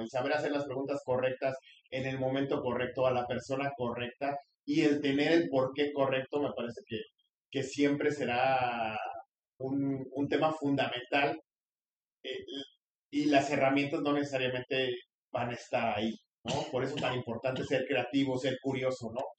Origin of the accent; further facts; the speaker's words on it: Mexico; como mexicanos